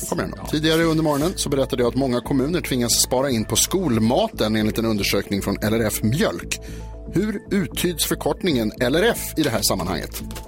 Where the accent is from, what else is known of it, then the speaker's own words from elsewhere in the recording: Stockholm, Stockholm County, Sweden; jag är uppväxt i Stockholm